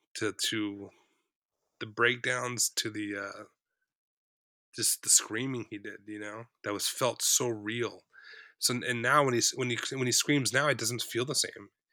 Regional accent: South Orange County, California, United States; I grew up in South Orange County

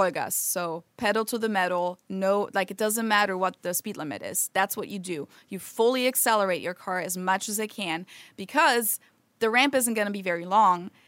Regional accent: Germany; moved away as an adult; now in United States; my home country

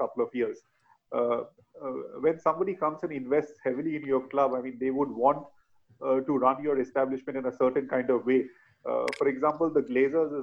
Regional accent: West Bengal, India; In the early 90s, when I was growing up in Bengal, reading all these Bengali newspapers

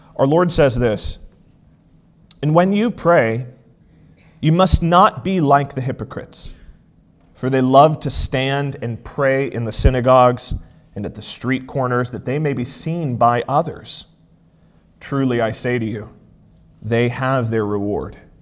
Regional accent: outside Charlotte, South Carolina, United States; now in Elkhart, United States; I grew up just outside of the Charlotte area of North Carolina, and we just lived just across the border in South Carolina

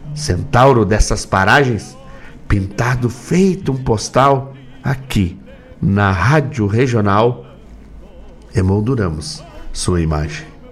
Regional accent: Gaúcho, Rio Grande do Sul, Brazil; Aqui a gente comemora as festas juninas, a moda gaúcha

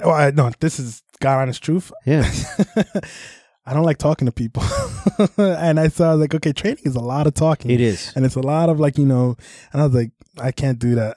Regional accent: New York City, New York, United States; I was born in Brooklyn and yeah. then uh, spent a lot of time in the Bronx growing up

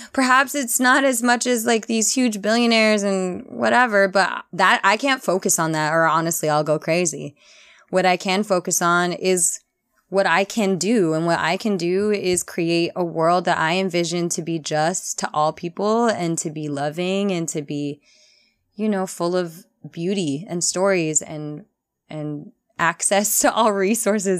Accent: New Orleans, Louisiana, United States; moved away as an adult; also born or lived in New Haven

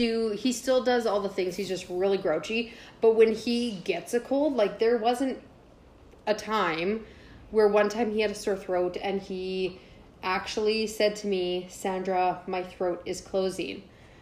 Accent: St. Albert, Alberta, Canada; What I'm from St. Albert.

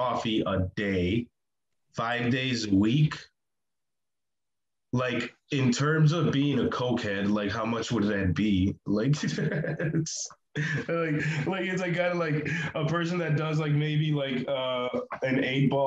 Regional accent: Milwaukee, Wisconsin, United States; I grew up on the north side of Milwaukee, which is the predominantly black side of town.

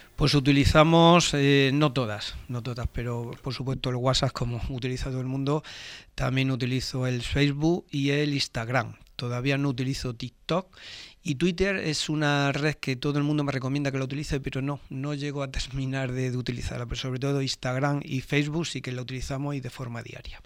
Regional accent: Torre Pacheco, Region of Murcia, Spain; trabajar por mi municipio, por mi pueblo

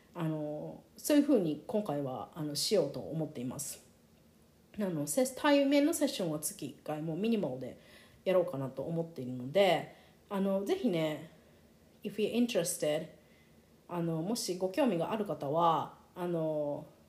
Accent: Japan; first language Japanese; 私みたいにその日本で生まれ育って日本語でこう育 ってきた

